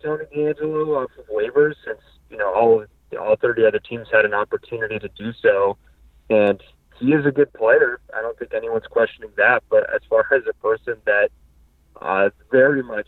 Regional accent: Montreal, Quebec, Canada; I was born in Montreal

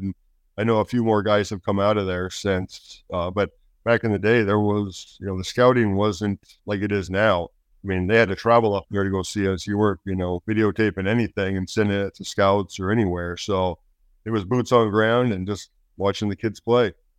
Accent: Alaska, United States; also born or lived in California; My dad was a state game warden in California, and then went federal, so we transferred to Alaska.

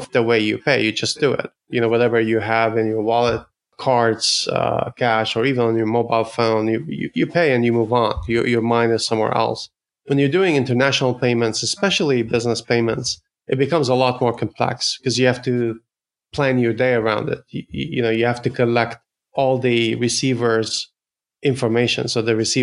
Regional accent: Ottawa, Ontario, Canada; now in San Francisco, United States; I'm based in San Francisco in the Bay Area, but I'm Canadian from Ottawa

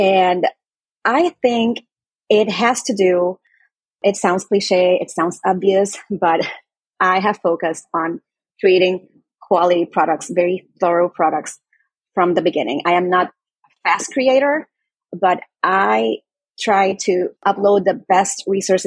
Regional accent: Puerto Rico; I am from Puerto Rico

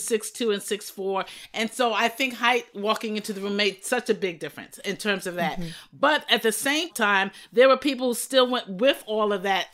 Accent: New York City, New York, United States; pastored for 32 years in my hometown became the first female chaplain of the New York City Police Department from that same church

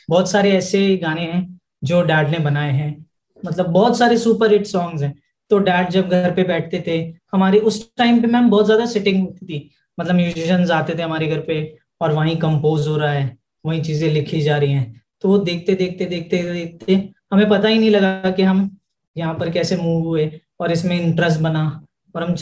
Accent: Delhi, India; हम बेसिकली दिल्ली से हैं और हमारी जो फैमिली और हमारे जो रूट्स हैं वो राजस्थान

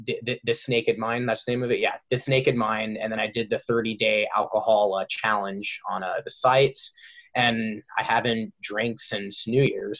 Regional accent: Orange County, California, United States; I grew up in Orange County, so I have like all my friends around here

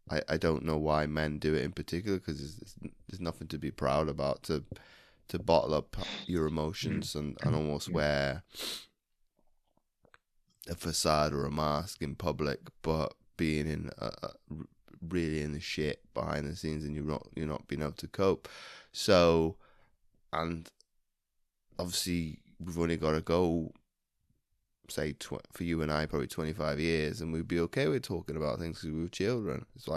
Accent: United Kingdom; And obviously, gosh, with both of us being British and you being a Londoner

